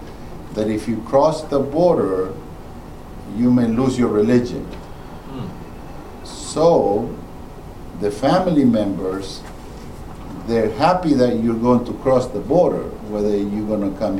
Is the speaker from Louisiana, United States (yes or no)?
yes; New Orleans, Louisiana, United States; moved away as an adult; also born or lived in Honduras; now in Georgia, United States; moved to New Orleans with the Cajuns